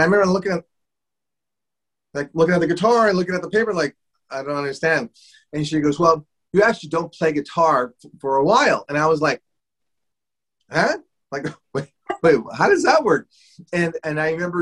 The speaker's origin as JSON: {"language": "English", "town": "Los Angeles", "region": "California", "country": "United States", "tie": "born or raised there", "said": "I grew up in Boyle Heights, which is East Los Angeles area"}